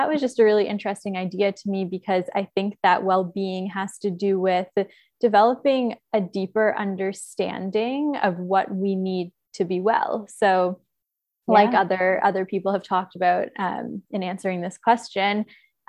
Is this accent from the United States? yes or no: no; Toronto, Ontario, Canada; now in Nosara, Costa Rica; I am originally from Toronto, but I've lived in many places all around the world